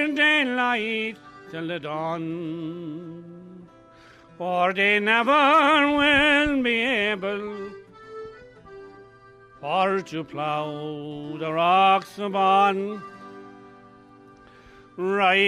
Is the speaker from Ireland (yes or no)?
yes; Mullinahone, Munster, Ireland; I'm from Mullaghone